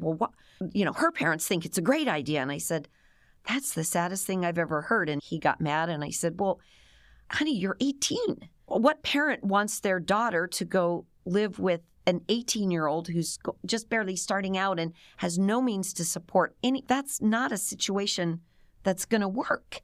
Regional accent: Cleveland, Ohio, United States; moved away as an adult; I was born and raised in Cleveland, Ohio, suburbs of Cleveland

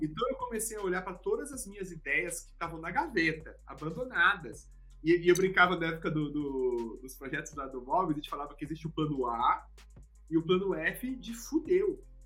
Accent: Brasília, Federal District, Brazil; eu sou de Brasília, a gente não tinha acesso a palestra, ninguém ia lá palestrar em Brasília

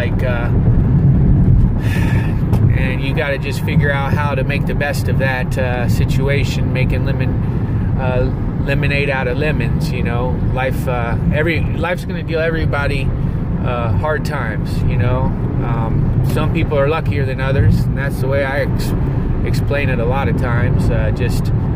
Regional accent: Covington, Ohio, United States; now in Los Angeles, United States; my hometown of Covington, Ohio

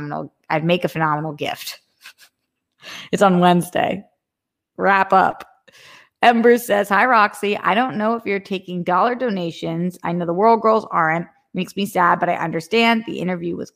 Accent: United States; I was born in America. I am American.

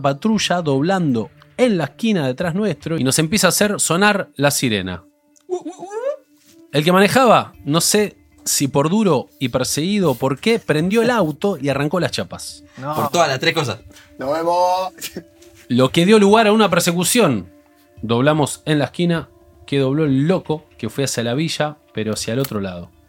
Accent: Campana, Buenos Aires Province, Argentina; soy de Campana.

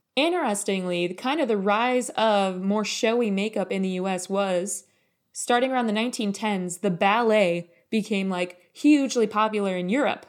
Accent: United States; we're both American, so that means that we both grew up in this kind of patriarchy soup.

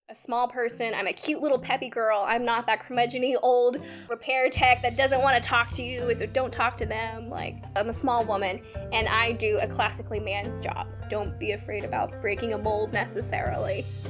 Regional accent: Sacramento, California, United States; moved away as an adult; I'm originally from California. Both Taylor and I, we are from California's, like, Sacramento area. Um, I did band and all that kind of stuff growing up

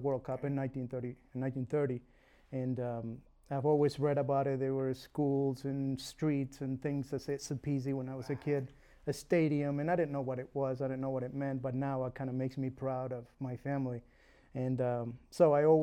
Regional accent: Uruguay; English is a second language; moved away; I was born in Uruguay.

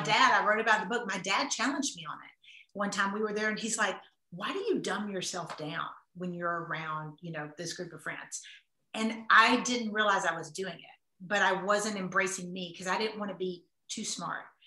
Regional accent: the South, United States; I'm from the South, I grew up in the South

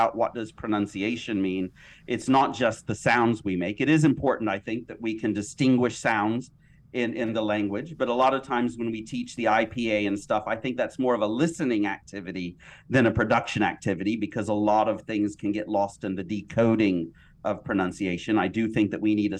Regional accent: United States; I'm American

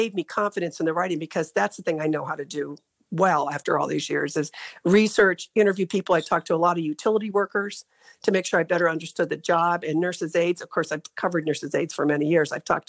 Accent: Ashtabula, Ohio, United States; I grew up in Ashtabula

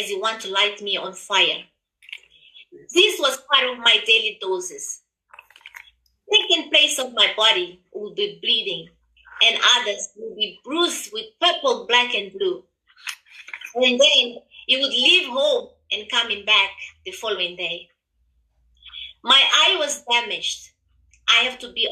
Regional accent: Mozambique; moved away; also born or lived in Zimbabwe; I am originally from Mozambique, but live in Zimbabwe for many years.

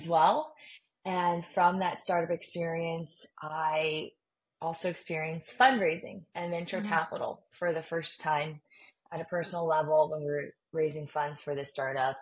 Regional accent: Southern California, United States; born or raised there; also born or lived in Beijing, China

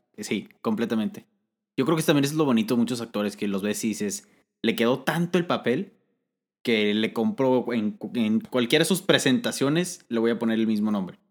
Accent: Mexico; nosotros somos de México

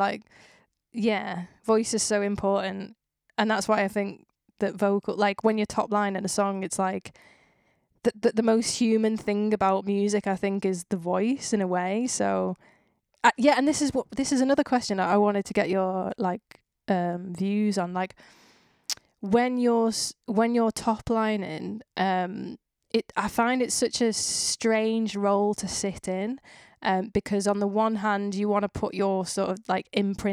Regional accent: Widnes, North West England, United Kingdom; I was like, Widnes

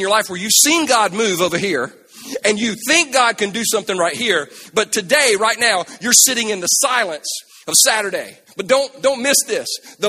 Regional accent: South Carolina, United States; Now, we're from South Carolina. We ain't never been in no violent earthquake. Never. Never. That we had. Y'all remember the earthquake we had like 2 years ago? You remember in South Carolina?

